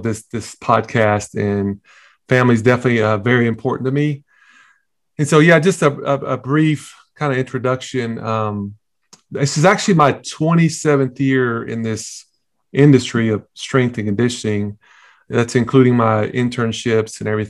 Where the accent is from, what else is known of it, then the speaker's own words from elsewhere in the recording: Tennessee, United States; moved away as an adult; also born or lived in Texas; I was born and raised in Tennessee. So we definitely got that Southern roots thing in there